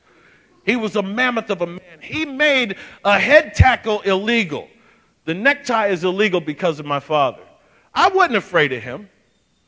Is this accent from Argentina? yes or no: no; Michigan, United States; Born and raised, did I tell you I was from Michigan?